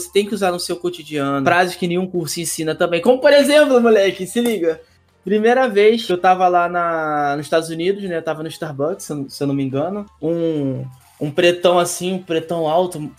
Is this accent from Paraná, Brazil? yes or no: no; Rio de Janeiro, Brazil; porque eu sou do Rio, tá?